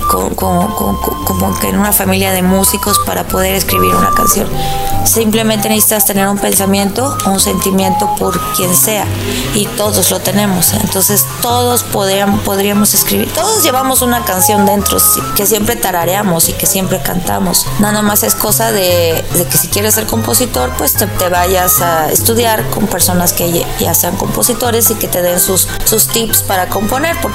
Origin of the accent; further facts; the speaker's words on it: Puebla, Mexico; also born or lived in Guaymas, Sonora; Nací en Guaymas, Sonora, y mi mamá y nosotros nos venimos a Puebla.